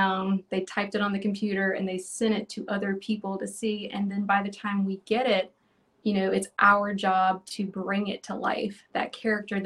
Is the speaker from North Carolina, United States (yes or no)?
yes; North Carolina, United States; I grew up in North Carolina